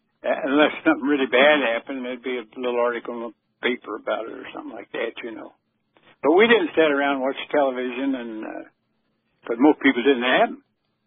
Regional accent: St. Joseph, Missouri, United States; also born or lived in Emporia, Kansas / Mountain City; I was born in Emporia, Kansas, in 1925, and then we moved to St. Joe, Missouri. The folks moved to St. Joe, Missouri. I was just a child, and that's where I grew up pretty well.

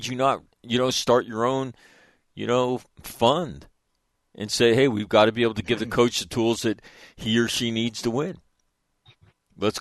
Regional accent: Manitoba, Canada; I'm from Manitoba

